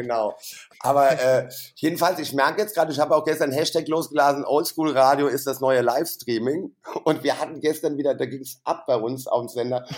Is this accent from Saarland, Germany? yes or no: yes; Saarland, Germany; moved away as an adult; now in Frankfurt, Germany; da habe ich ja noch im Saarland gewohnt, wo ich herkomme